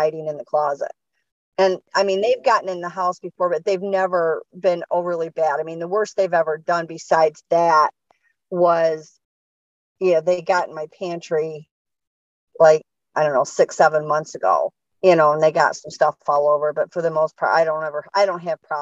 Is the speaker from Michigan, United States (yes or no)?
yes; Michigan, United States; Was born and raised in Michigan